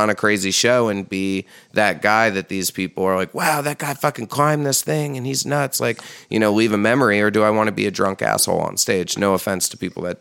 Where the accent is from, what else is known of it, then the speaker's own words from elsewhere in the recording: Hudson Valley, New York, United States; when we were growing up in the Hudson Valley